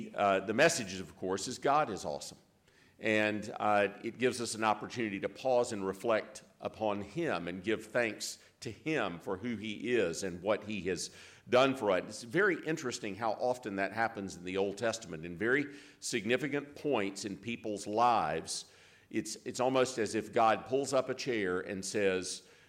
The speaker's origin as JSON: {"language": "English", "town": "Greenville", "region": "South Carolina", "country": "United States", "tie": "born or raised there", "moved": "yes", "lives_now": "Jackson, United States", "said": "I was born and reared in Greenville, in the county of Greenville in South Carolina"}